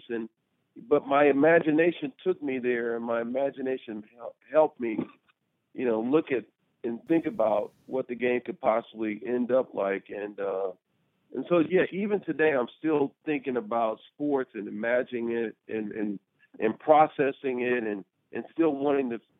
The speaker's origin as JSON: {"language": "English", "town": "Washington, D.C.", "region": "District of Columbia", "country": "United States", "tie": "born or raised there", "also_born_or_lived": "Albuquerque, New Mexico", "said": "I was born in Albuquerque, New Mexico, and then we moved to Washington, D.C. And when I moved to Washington, D.C."}